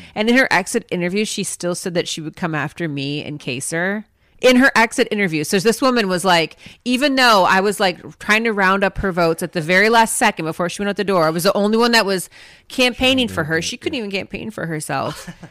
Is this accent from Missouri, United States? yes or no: no; Minnesota, United States; we're from Minnesota, so those are the sports that I grew up doing.